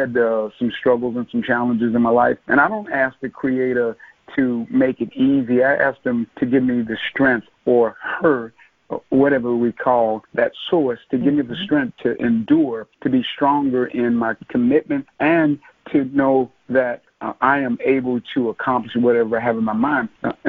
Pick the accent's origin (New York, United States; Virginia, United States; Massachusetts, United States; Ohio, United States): Virginia, United States; Norfolk; And so I'm originally from Norfolk, Virginia, by way of a number of other sort of cities. My parents were military.